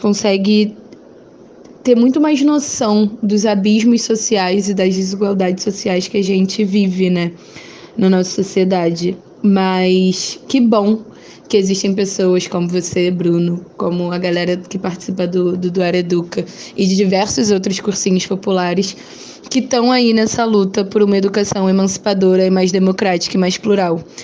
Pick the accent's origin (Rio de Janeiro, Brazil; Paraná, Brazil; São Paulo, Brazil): Rio de Janeiro, Brazil; eu sou do Rio de Janeiro, moro na Zona Oeste do Rio.